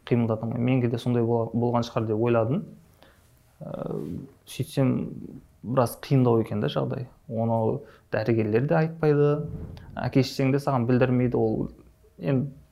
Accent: Shymkent, Kazakhstan; also born or lived in Almaty; дүниеге келгенмін шымкент қаласының тумасымын ыыы ә, екі мың оныншы жылы мектепті бітірдім қазақ түрік лицейін шымкенттегі

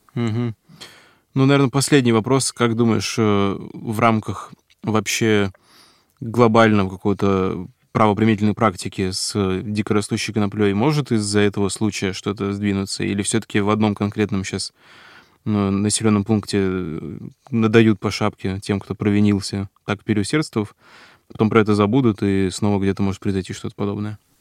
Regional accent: Russian Far East, Russia; на Дальнем Востоке, откуда я родом

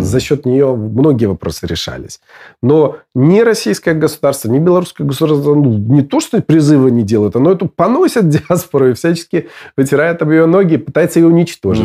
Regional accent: Belarus; moved away as an adult; я, выехав из Беларуси в 2006 году

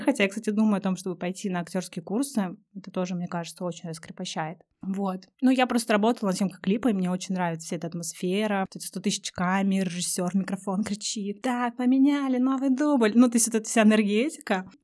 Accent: Russia; всем с радостью говорю, что я из России

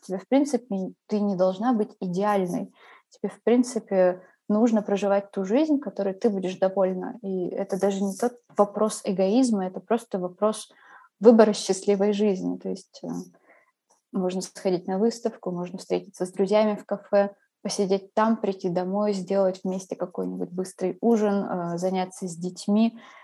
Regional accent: Khakassia, Russia; now in Paris, France; Вот я из Хакасии, И там своя культура, свой язык, свои обычаи

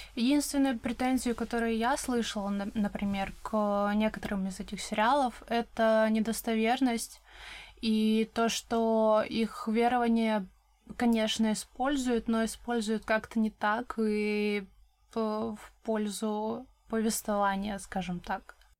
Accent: Krasnoyarsk Krai, Russia; я сама из Красноярского края, это регион в Сибири.

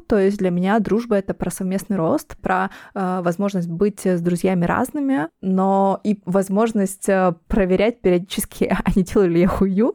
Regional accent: Donetsk, Donetsk Oblast, Ukraine; moved away as an adult; now in Moscow, Russia; я из Донецка, я переехала в Москву, когда началась война

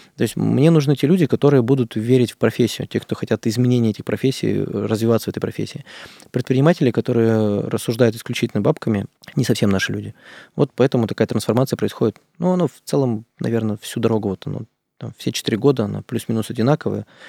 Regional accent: Izhevsk, Udmurtia, Russia; Я сам из Ижевска, там у нас удмурты тоже там

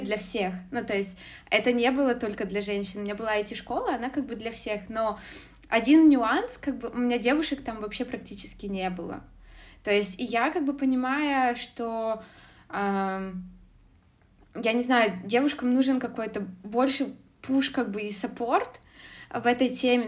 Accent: Zlatoust, Chelyabinsk Oblast, Russia; moved away as an adult; also born or lived in Moscow, Russia; now in Germany; я родом из, э, города Златоуста, Челябинской области, из России

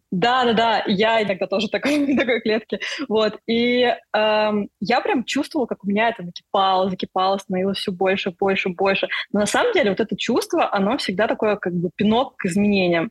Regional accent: Russia; я как бы из России

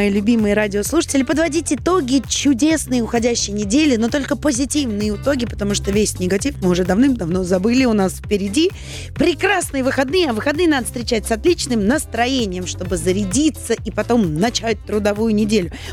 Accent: Saint Petersburg, Russia; now in Moscow, Russia; И, кстати, я не москвичка, я переехала из Санкт-Петербурга

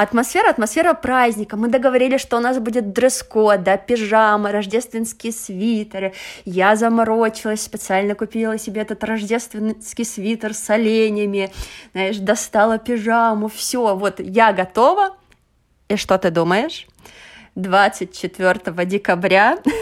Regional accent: Russia; moved away as an adult; also born or lived in China / Venezuela; now in Portugal; я прожила в России, окончила университет

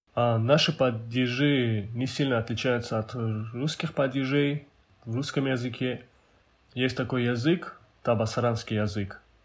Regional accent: Avar, Dagestan, Russia; Я по национальности аварец. А аварцы – это самый многочисленный народ в Дагестане

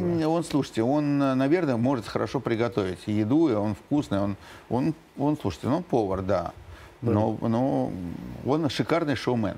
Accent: Moscow, Russia; я родился в Москве

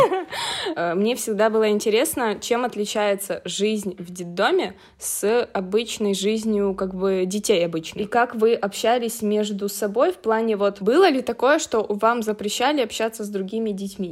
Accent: Ukraine; я из Украины

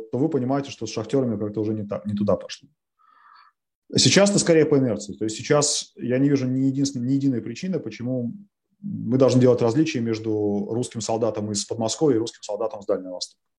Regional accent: Ukraine; Я украинец, ну, просто потому что я украинец, да, вот это такой факт моей биографии, что моя бабушка из Бердянска.

